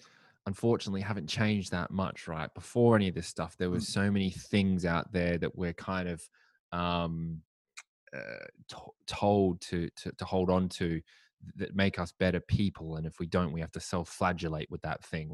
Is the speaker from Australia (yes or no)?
yes; Adelaide, South Australia, Australia; now in London, United Kingdom; I'm from Adelaide in Australia